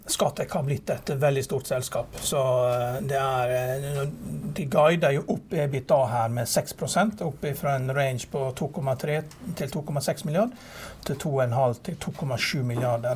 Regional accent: Norway; vi som nordmenn

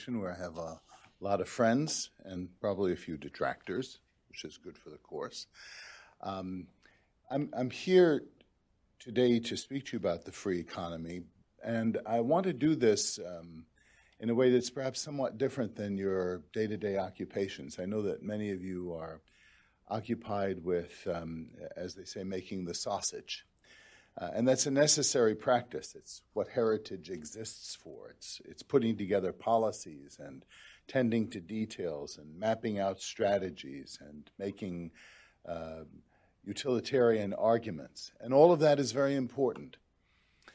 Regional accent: New York City, New York, United States; now in Michigan, United States; I grew up in Brooklyn, New York

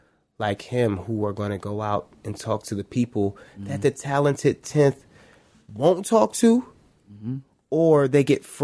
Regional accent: Cleveland, Ohio, United States; also born or lived in Shaker Heights, Ohio; I was born in Cleveland. I grew up in Shaker. Well, let me say I lived in Shaker, but I grew up in Cleveland.

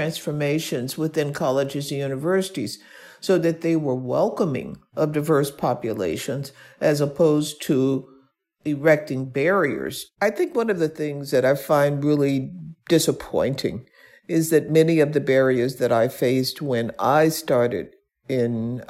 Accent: Birmingham, Alabama, United States; I was born and raised in Birmingham, Alabama

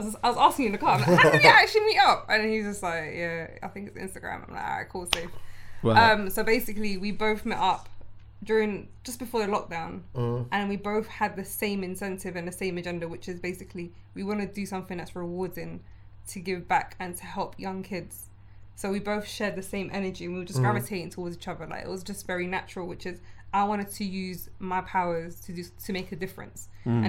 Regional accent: London, United Kingdom; I grew up in West.

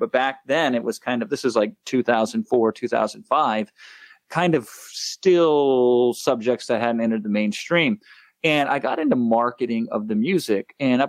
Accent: Iowa, United States; moved away as an adult; now in Los Angeles, United States; I am a 35-year-old man that still thinks he's a small-town Iowa boy because I grew up in the Midwest until like 3 years ago, moved out to here. I'm in Los Angeles now, but I've always kind of kept that Midwest values.

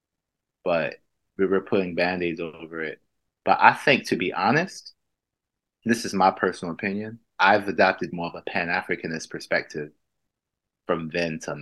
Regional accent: United States; now in Manchester, United Kingdom; I'm Black American

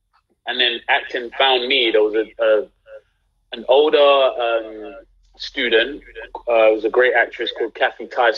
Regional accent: London, United Kingdom; I'm from London, I'm doing a South Central accent.

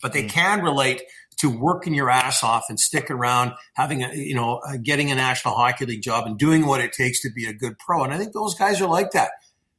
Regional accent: Burnaby, British Columbia, Canada; I grew up there.

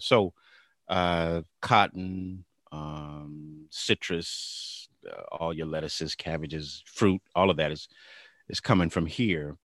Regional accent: Bakersfield, California, United States; also born or lived in Sacramento, California; raised in Bakersfield. Uh, we we came here when I was a young boy. I guess I was like seven when we came to Bakersfield

